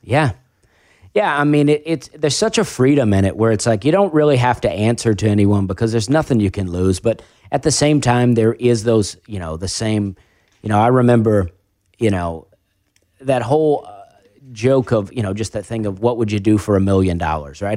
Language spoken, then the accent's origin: English; Alabama, United States; also born or lived in Charleston; I moved to, uh, a trailer park with my mom in Alabama, and I lived there till I was fourteen